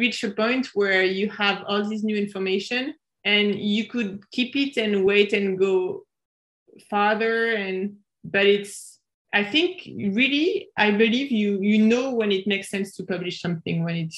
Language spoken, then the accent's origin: English; suburbs of Paris, Île-de-France, France; moved away as an adult; also born or lived in Japan; I'm from France. I was born in the suburbs of Paris, and I grew up in the suburbs of Paris